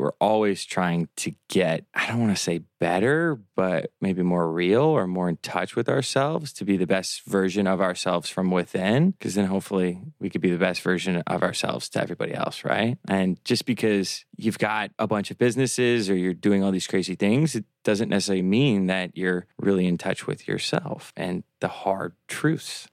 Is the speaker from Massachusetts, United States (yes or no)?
no; Omaha, Nebraska, United States; also born or lived in Miami